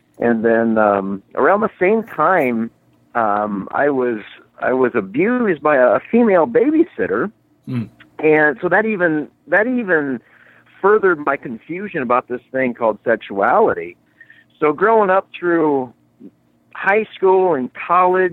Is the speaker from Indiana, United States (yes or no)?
yes; Indiana, United States; I grew up in Indiana